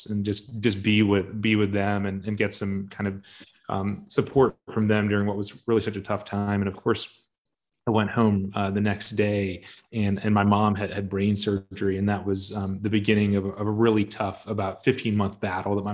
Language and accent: English; Raleigh, North Carolina, United States; I grew up in Raleigh, North Carolina.